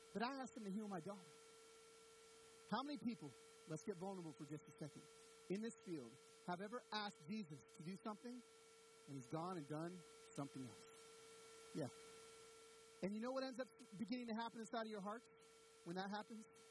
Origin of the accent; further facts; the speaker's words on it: Pico Rivera, California, United States; I was born in East LA in Pico Rivera, California